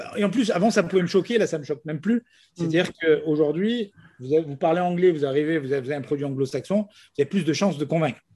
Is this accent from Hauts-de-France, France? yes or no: no; Nice, Provence-Alpes-Côte d'Azur, France; Moi, je suis profondément niçois. Je suis né ici.